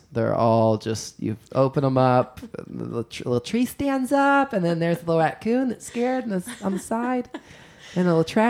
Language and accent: English; Louisiana, United States; Sexy alligators, because I'm from Louisiana.